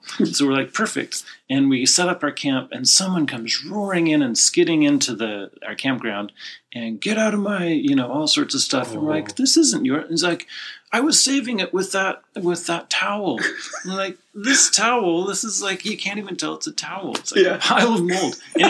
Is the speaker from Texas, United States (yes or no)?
no; Utah, United States; now in California, United States; I'm not from California.